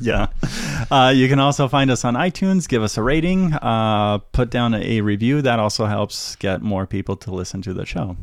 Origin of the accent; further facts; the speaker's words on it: United States; also born or lived in San Francisco; we as American citizens